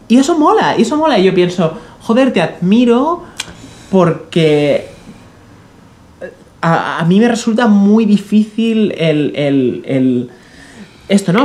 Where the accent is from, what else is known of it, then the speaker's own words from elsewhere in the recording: Catalonia, Spain; yo soy catalán